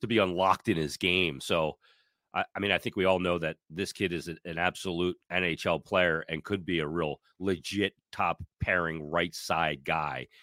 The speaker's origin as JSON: {"language": "English", "country": "United States", "said": "I'm an American guy"}